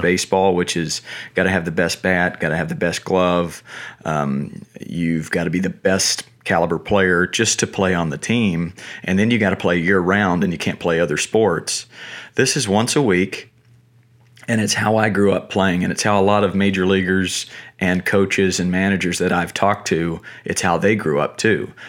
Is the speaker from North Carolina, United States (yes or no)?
yes; Asheboro, North Carolina, United States; I grew up in North Carolina, small one-horse town, uh, called Ashboro